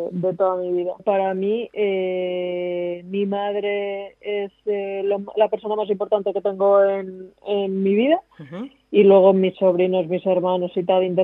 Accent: Valladolid, Castile and León, Spain; born there; Pero yo nací en Valladolid

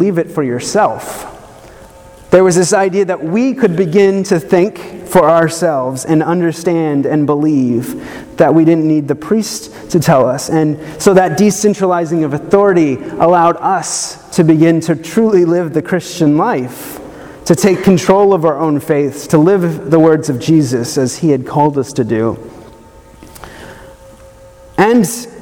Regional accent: the South, United States; I grew up in the South

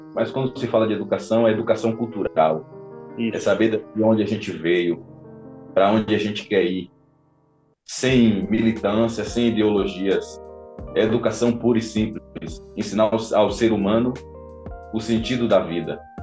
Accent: Amargosa, Bahia, Brazil; now in Porto, Portugal; a cidade de Amargosa, é, é minha cidade

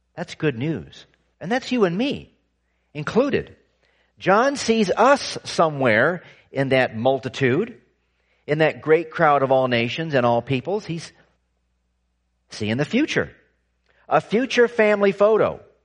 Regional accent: California, United States; I was growing up in California

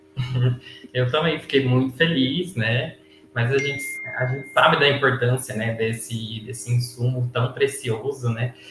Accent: Jales, São Paulo, Brazil; moved away as an adult; now in Florianópolis, Brazil; eu sou natural, na verdade, do interior de São Paulo, né? Minha cidade chama Jales, que fica no noroeste paulista.

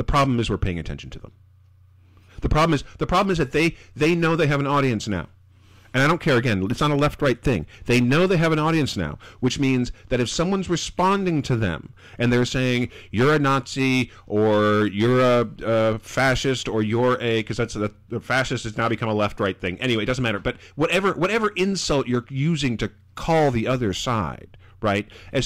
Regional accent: Kansas, United States; I grew up in Kansas.

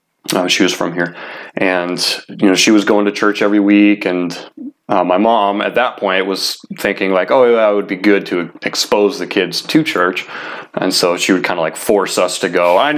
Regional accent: Ohio, United States; also born or lived in Washington; I was born in Washington, but my family, my stepdad at the time, he was from Ohio, and so when my mom married my stepdad, I was like 8 months, 9 months old at the time, and after they got married, we ended up moving to Ohio.

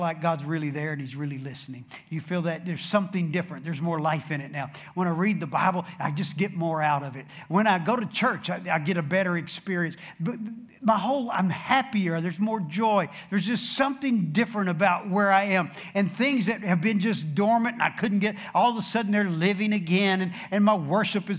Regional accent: Dallas, Texas, United States; I'm from Dallas, that's south

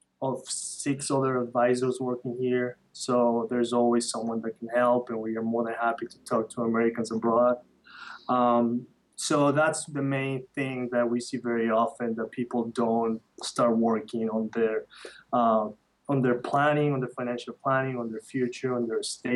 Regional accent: Quito, Pichincha, Ecuador; moved away; I was born and raised in the north side of Quito, and I love Ecuador.

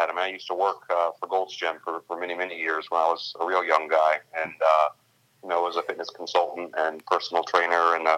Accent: Richmond, Virginia, United States; moved away as an adult; now in Baltimore, United States; I am from Richmond, Virginia.

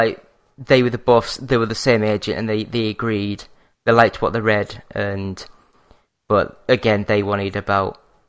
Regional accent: Yorkshire and the Humber, United Kingdom; now in Glasgow, United Kingdom; Well, like, I mean, I'm from North Yorkshire in England. But I've actually moved up to Scotland anyway, so I'm actually living in Glasgow now.

